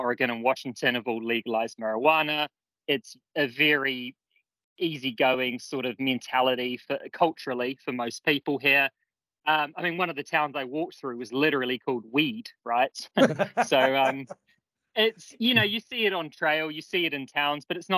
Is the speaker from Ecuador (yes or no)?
no; New Zealand; I'm from New Zealand.